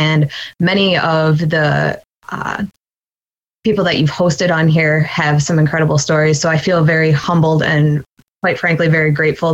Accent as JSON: {"language": "English", "town": "Dubuque", "region": "Iowa", "country": "United States", "tie": "born or raised there", "also_born_or_lived": "Platteville, Wisconsin", "moved": "as an adult", "lives_now": "Wisconsin, United States", "said": "I was born in Dubuque, Iowa, which is just across the border, Mississippi River town. I lived there my entire life until I went to college in Platteville, Wisconsin"}